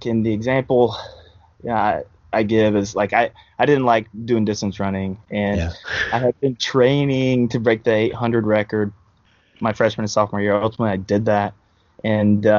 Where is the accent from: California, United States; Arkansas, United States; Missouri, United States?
Missouri, United States; Hallsville; also born or lived in St. Louis, Missouri / Kansas City, Missouri; I'm from Hallsville, Missouri, sitting there right now. Grew up in Hallsville, went to school there, K-12.